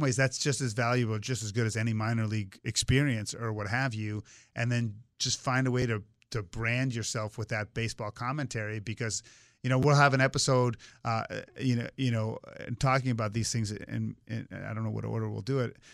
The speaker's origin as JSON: {"language": "English", "town": "Swampscott", "region": "Massachusetts", "country": "United States", "tie": "born or raised there", "said": "growing up in Swampscott, Massachusetts, where we had a rich baseball tradition"}